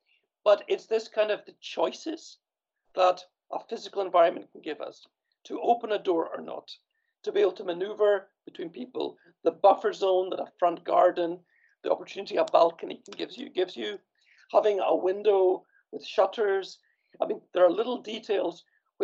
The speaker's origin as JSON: {"language": "English", "region": "Scotland", "country": "United Kingdom", "tie": "born or raised there", "also_born_or_lived": "Copenhagen, Denmark", "moved": "yes", "lives_now": "Sweden", "said": "I grew up in Scotland, where we have this European-style tenement apartment building"}